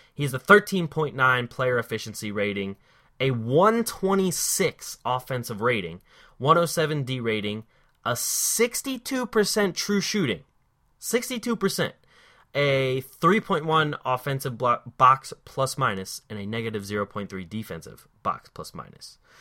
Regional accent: Philadelphia, Pennsylvania, United States; I am from the Philly area

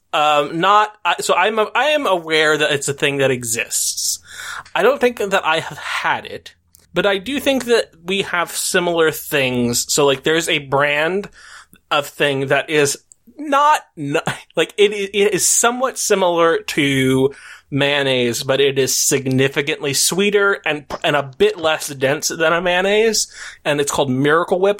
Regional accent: United States; as an American

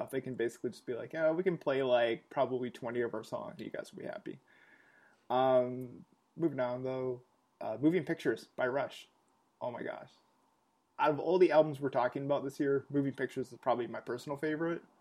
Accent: Canada; As a Canadian

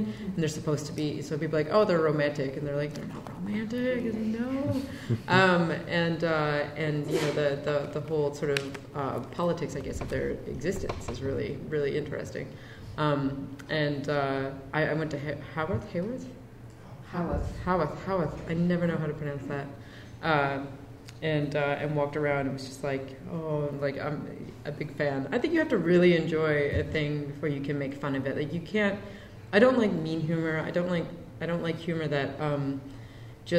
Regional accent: Canada; also born or lived in New York; We don't get castles in Canada.

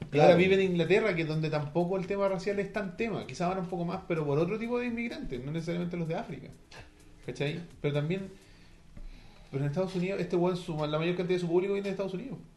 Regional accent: Chile; Como buen chileno.

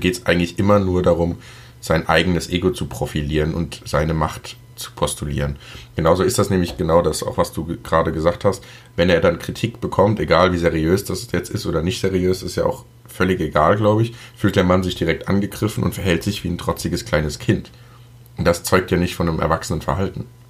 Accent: Germany; als Deutscher

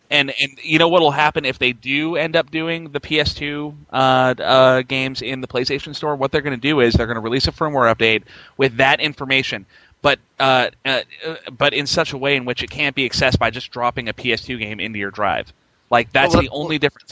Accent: Spokane, Washington, United States; Spokane, uh, which is my hometown and where I'm from

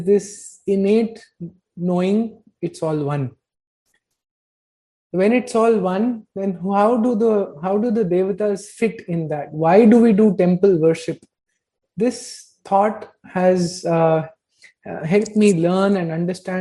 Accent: North India, India; I've been born and brought up in North India with a very heavy Punjabi Arya Samaji influence

